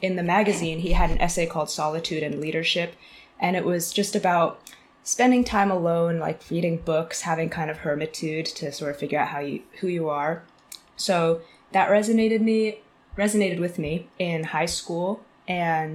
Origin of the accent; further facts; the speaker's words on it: Bedford, Massachusetts, United States; moved away as an adult; also born or lived in China / West Coast / Taipei / San Francisco; now in London, United Kingdom; So I'm from Boston area originally. Grew up in a suburb of Boston called Bedford, and I spent most of my life there until after high school